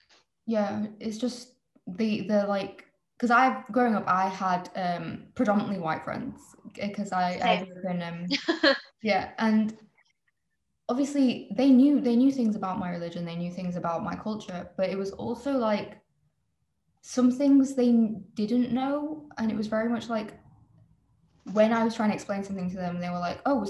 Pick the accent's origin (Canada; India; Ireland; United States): India; if I say I'm Indian, it's like everyone's like, oh, you're Indian?